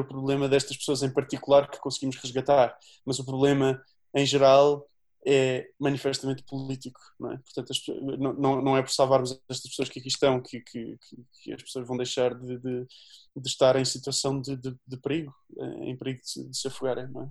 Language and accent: Portuguese; Azambuja, Lisbon, Portugal; sou da Zambuja